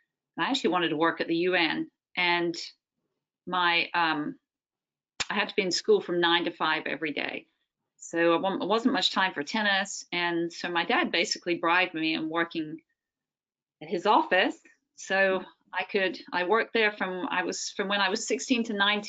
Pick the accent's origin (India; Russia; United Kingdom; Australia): United Kingdom; England; moved away; I come from England